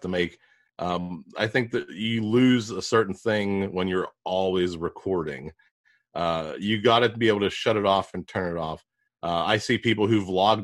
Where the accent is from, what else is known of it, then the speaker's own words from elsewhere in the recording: Pittsburgh, Pennsylvania, United States; I'm from Pittsburgh. We butcher a lot of words.